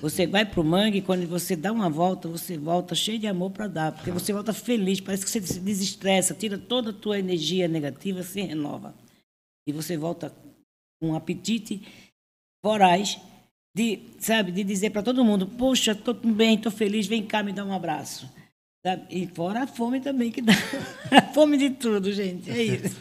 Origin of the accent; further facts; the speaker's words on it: Northeast Region, Brazil; now in Cubatão, Brazil; eu que sou nordestina